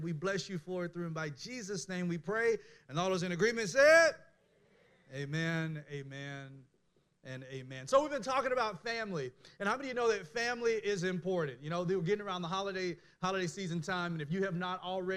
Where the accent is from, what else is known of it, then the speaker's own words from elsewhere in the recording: Mississippi, United States; I was born in Mississippi